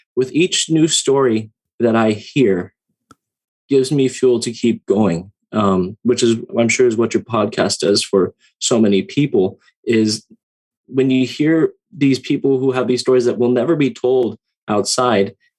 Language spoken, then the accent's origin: English; Santa Ana, California, United States; moved away; also born or lived in Hawaii; growing up um, in uh, Orange and Santa Ana, California